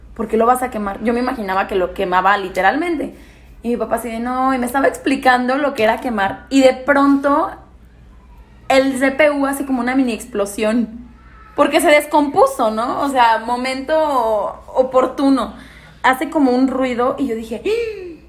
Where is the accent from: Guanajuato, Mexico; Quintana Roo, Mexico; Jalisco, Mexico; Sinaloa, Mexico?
Guanajuato, Mexico; León; also born or lived in Pénjamo, Guanajuato; he vivido acá toda mi vida, acá es León, Guanajuato